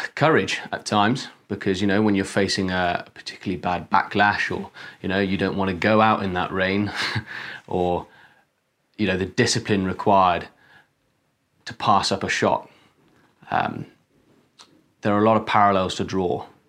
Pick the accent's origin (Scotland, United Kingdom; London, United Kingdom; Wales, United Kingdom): Wales, United Kingdom; I'm a Welshman